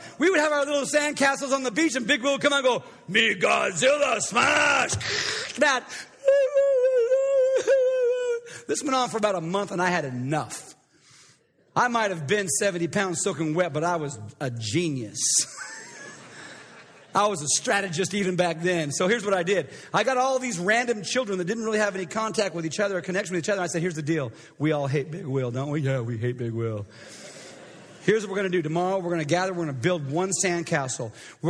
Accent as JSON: {"language": "English", "town": "Coeur d'Alene", "region": "Idaho", "country": "United States", "tie": "born or raised there", "said": "I grew up in Coeur d'Alene, Idaho, and..."}